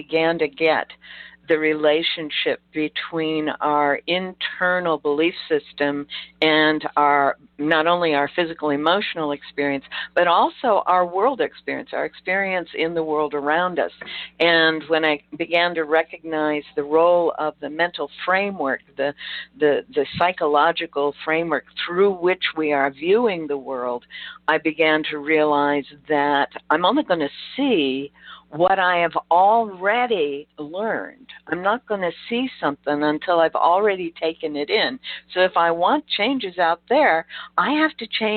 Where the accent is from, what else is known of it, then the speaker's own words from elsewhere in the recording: Chicago, Illinois, United States; I grew up in Chicago's inner city